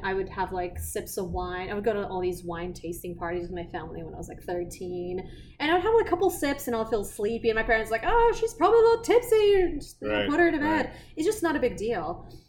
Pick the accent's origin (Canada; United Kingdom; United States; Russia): Russia; English is a second language; That's how you know I'm from Russia. You know, being from Russia, it's so funny.